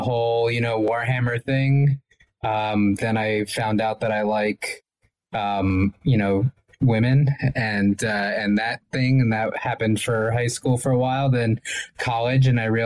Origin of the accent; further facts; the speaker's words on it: New Jersey, United States; moved away; I'm originally from New Jersey